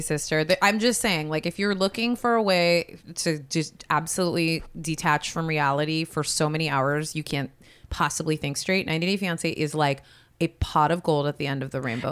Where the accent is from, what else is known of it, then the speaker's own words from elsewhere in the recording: West Coast, United States; grew up on the West Coast